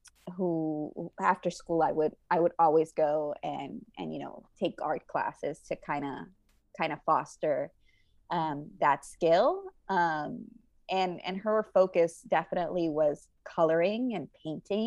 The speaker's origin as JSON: {"language": "English", "country": "Puerto Rico", "tie": "born or raised there", "moved": "as an adult", "lives_now": "Los Angeles, United States", "said": "I'm originally from Puerto Rico, born and raised"}